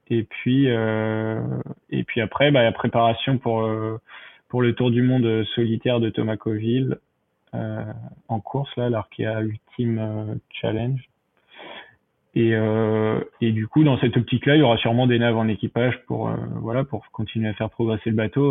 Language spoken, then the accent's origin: French; Le Havre, Normandy, France; de chez moi au Havre